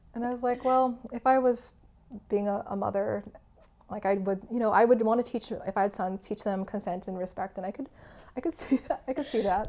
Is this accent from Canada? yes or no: yes; Canada; first language English; I was born in Canada, and uh, English has been my primary language